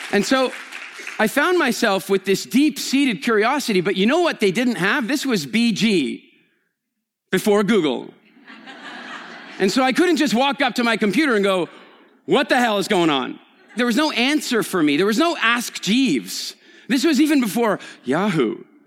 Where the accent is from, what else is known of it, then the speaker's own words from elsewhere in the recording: Canada; moved away; also born or lived in England; I'm Canadian, which makes me a member of the Commonwealth